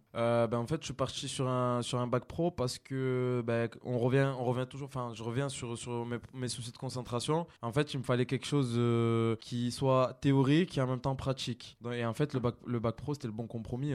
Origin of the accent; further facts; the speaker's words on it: Sorgues, Provence-Alpes-Côte d'Azur, France; also born or lived in Nîmes; now in Avignon, France; je suis originaire de Sorgue et aujourd'hui, j'habite j'habite à Avignon